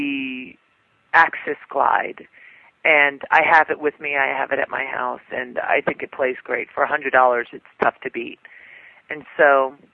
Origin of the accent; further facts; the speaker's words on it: New York, United States; I'm from New York